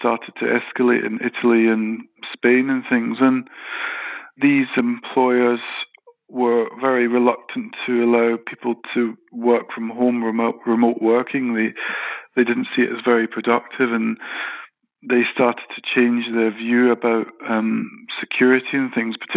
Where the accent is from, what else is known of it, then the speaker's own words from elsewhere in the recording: Glasgow, Scotland, United Kingdom; I'm qualified British Scottish architect